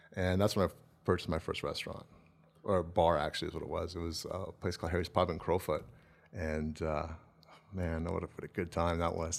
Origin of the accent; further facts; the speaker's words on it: Calgary, Alberta, Canada; I grew up in Southwest Calgary